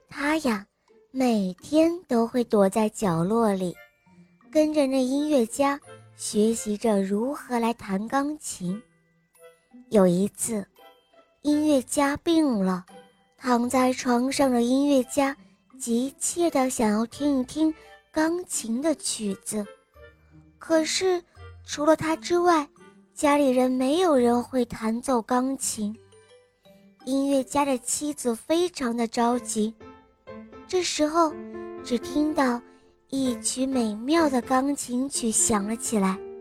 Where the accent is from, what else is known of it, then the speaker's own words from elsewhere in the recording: Nanjing, Jiangsu, China; 我今年四岁了，我来自南京